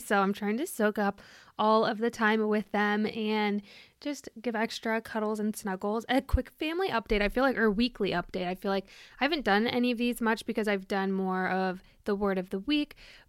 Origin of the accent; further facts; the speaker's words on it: Germany; I have been, you know, I was born in Germany. I've moved around there a lot.